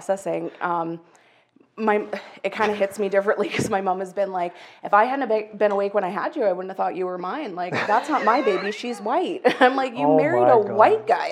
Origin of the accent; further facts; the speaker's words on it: Calgary, Alberta, Canada; I was born and raised in Calgary